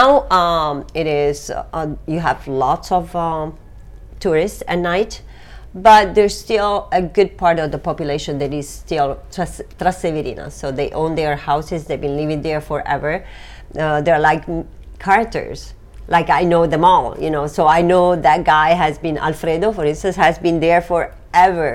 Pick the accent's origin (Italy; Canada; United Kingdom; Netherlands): Italy; Apulia; moved away as an adult; also born or lived in United States; now in Rome, Italy; born and raised in Puglia